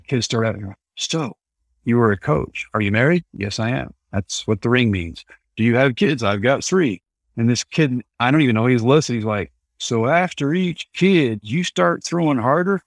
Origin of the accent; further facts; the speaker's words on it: Texas, United States; it was my home state and my favorite ballpark, so yeah, it is close to hometown.